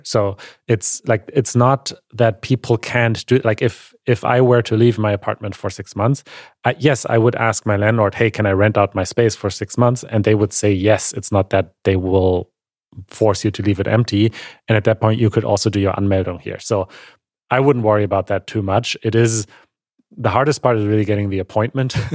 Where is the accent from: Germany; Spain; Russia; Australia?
Germany; growing up in Germany